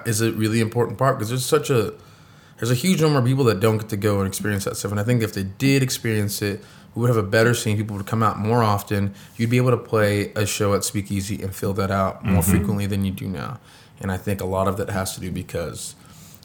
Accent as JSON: {"language": "English", "region": "Oklahoma", "country": "United States", "said": "we're from Oklahoma."}